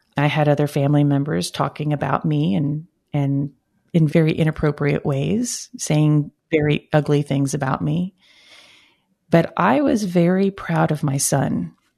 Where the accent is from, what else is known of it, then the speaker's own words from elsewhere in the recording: Brownsville, Texas, United States; I'm originally from Brownsville, Texas, uh, the southern tip of Texas